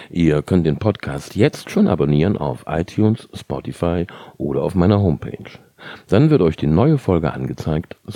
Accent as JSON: {"language": "German", "country": "Germany", "said": "Seit Jahren arbeite ich an Deutschland 5.30 Uhr, einer fotografischen Bestandsaufnahme meiner Heimat."}